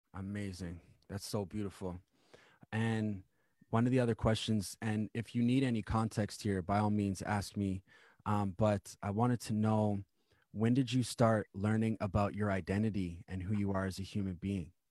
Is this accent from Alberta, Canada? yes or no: no; Winnipeg, Manitoba, Canada; I actually grew up in Manitoba myself.